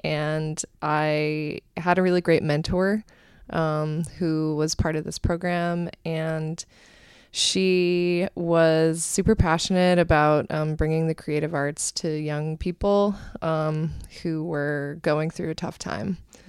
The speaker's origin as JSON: {"language": "English", "town": "Cleveland", "region": "Ohio", "country": "United States", "tie": "born or raised there", "lives_now": "New York City, United States", "said": "I grew up in the Cleveland area in Ohio and actually moved to New York City around 2003 when I came here for grad school."}